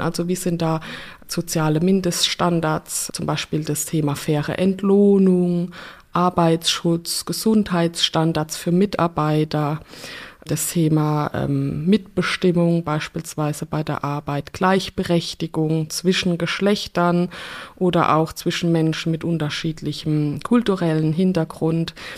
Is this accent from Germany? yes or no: yes; Rhineland-Palatinate, Germany; Ich komme ja aus der Pfalz